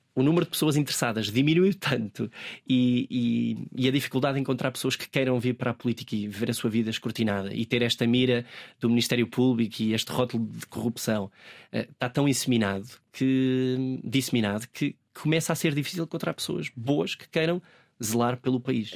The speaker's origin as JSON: {"language": "Portuguese", "town": "Manteigas", "region": "Centro", "country": "Portugal", "tie": "born or raised there", "said": "o poder trabalhar para a minha comunidade, uh, no sítio onde eu nasci, para as pessoas que eu uh, me habituei a, a crescer"}